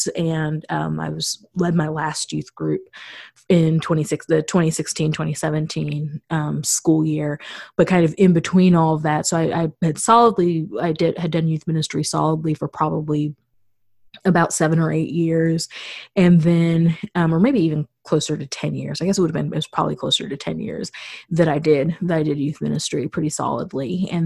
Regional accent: Missouri, United States; moved away as an adult; now in Chicago, United States; I'm a native Missourian

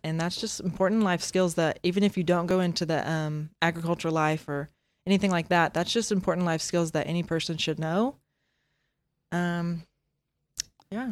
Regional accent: Bristow, Oklahoma, United States; my family, um, just recently sold the stockyards in Bristow, um, like, last year. Um, so that was my life, and I grew up there

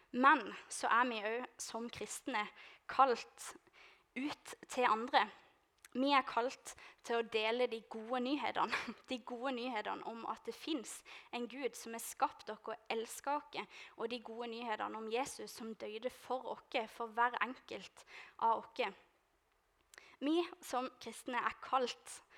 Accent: Lista, Agder, Norway; moved away; jeg skal hjem til Lista

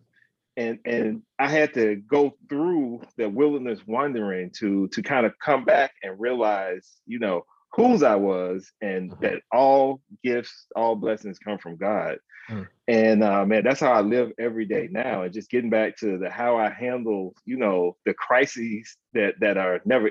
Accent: Alabama, United States; moved away; I grew up in Alabama. I'm originally from Alabama.

